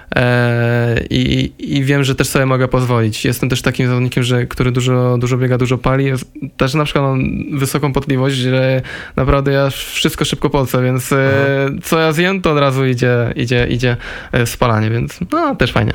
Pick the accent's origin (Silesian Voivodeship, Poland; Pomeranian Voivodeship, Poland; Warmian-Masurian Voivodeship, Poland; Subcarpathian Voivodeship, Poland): Silesian Voivodeship, Poland; moved away; jak się wychowałem na Śląsku